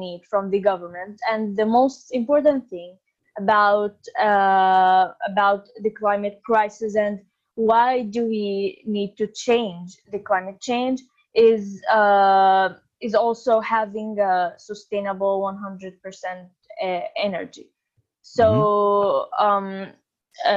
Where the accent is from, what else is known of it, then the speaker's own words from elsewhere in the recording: Sakhnin, Northern District, Israel; I'm from Sakhnin. It's in the north of Israel